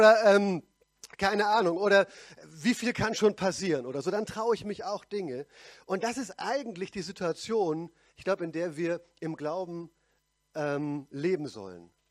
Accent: Pforzheim, Baden-Württemberg, Germany; Und selbst in meiner Heimatgemeinde in Pforzheim, wo ich herkomme, bin ich nur

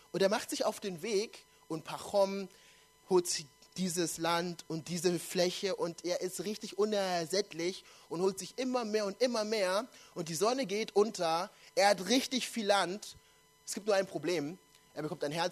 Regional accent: Nuremberg, Bavaria, Germany; ich komme ja ursprünglich aus Nürnberg, bin da geboren und aufgewachsen.

